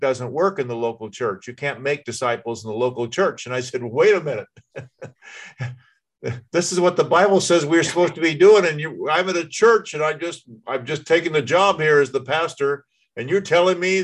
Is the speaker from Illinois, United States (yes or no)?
no; Indiana, United States; I'm from Indiana.